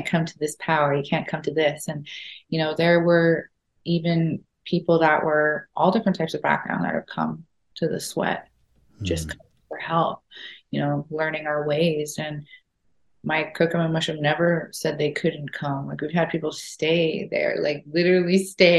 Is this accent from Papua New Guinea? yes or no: no; Saskatoon, Saskatchewan, Canada; also born or lived in Florida; I'm from Saskatoon